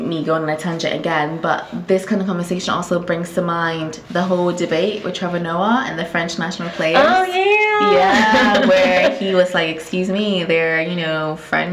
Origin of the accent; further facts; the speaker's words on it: Ghana; moved away as an adult; also born or lived in United States; now in United Kingdom; I'm from Ghana, I'm Ghanaian, right? I lived in Ghana up until the time I was 18 when I moved to the US to go to Elon